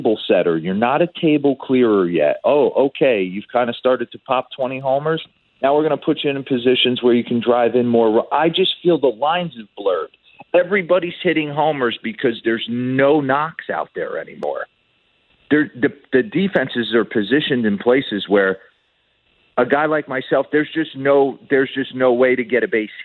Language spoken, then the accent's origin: English; Carlstadt, New Jersey, United States; I'm from Carlstadt, New Jersey